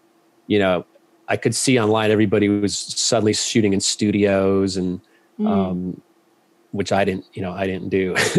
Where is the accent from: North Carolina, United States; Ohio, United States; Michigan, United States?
Ohio, United States; also born or lived in Georgia; I grew up mostly in Ohio and a little bit in Georgia.